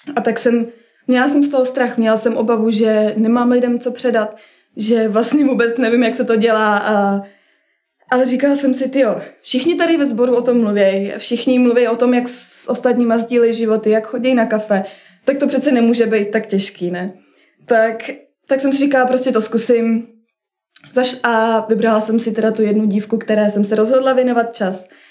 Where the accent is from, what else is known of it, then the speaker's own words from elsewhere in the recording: Kolín, Central Bohemian Region, Czechia; moved away as an adult; u nás v Kolíně